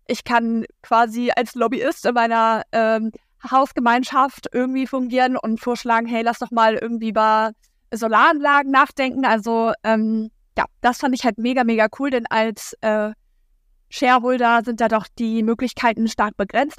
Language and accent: German; Hamburg, Germany; moved away as an adult; now in Lüneburg, Germany; Ich wohne äh, momentan in Lüneburg. Ich komme eigentlich aus Hamburg